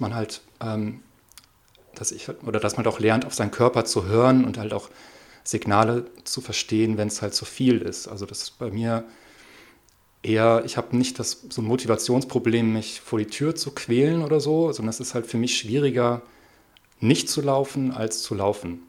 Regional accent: Hamburg, Germany; now in Siebengebirge, Germany; ich komme aus Hamburg

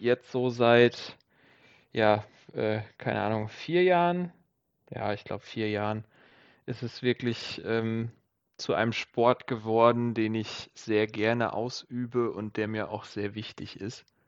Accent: Siegen, North Rhine-Westphalia, Germany; komme gebürtig aus Siegen

